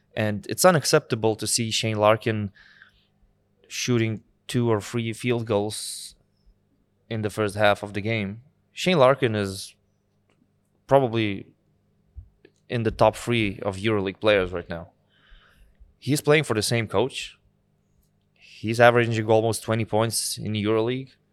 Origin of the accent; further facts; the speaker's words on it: Lithuania; from Lithuanian perspective